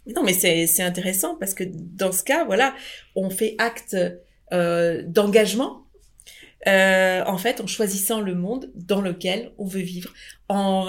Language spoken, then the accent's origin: French; France; mais nous sommes français